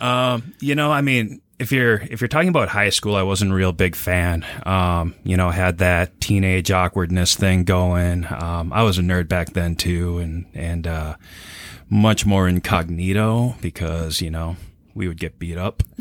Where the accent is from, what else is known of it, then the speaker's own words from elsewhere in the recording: New Hope, Minnesota, United States; I grew up in New Hope. Uh, it was right on the border of Plymouth.